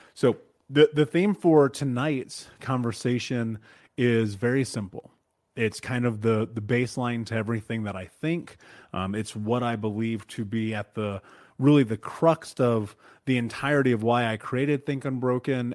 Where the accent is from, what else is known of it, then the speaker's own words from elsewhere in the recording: Indianapolis, Indiana, United States; I grew up in Indianapolis, in Indiana, in America, in the middle of America